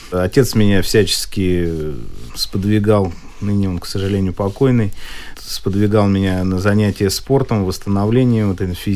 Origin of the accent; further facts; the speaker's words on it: Moscow, Russia; я родился в Москве, мама госслужащий была, папа конструктор-изобретатель.